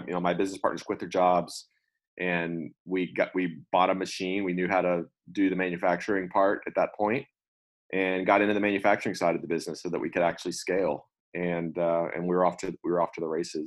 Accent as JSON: {"language": "English", "town": "Austin", "region": "Texas", "country": "United States", "said": "I'm from Austin, went to UT undergrad for computer science and then UT law school."}